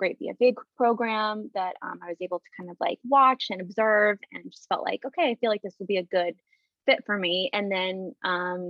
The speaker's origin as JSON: {"language": "English", "town": "Tucson", "region": "Arizona", "country": "United States", "tie": "born or raised there", "also_born_or_lived": "Fullerton, California", "moved": "as an adult", "said": "I was born and raised in Tucson"}